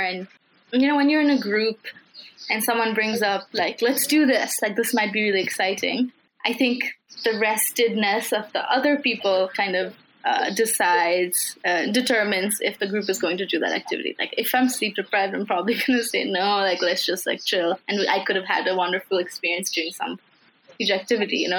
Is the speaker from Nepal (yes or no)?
yes; Kathmandu, Bagmati, Nepal; I am uh, from Kathmandu, like you mentioned, it's my hometown. I've lived here for 18 years